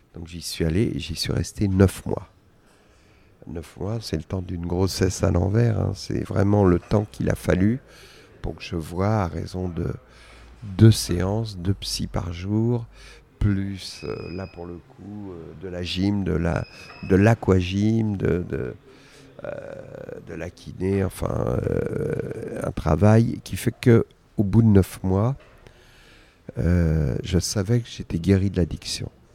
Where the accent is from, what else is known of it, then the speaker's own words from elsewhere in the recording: Argenteuil, Île-de-France, France; j'ai grandi à Argenteuil